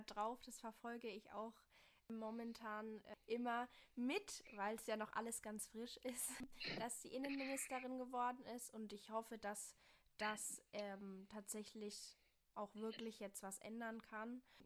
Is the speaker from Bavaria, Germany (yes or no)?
yes; Bavaria, Germany; now in Rhineland-Palatinate, Germany; ich komme aus Bayern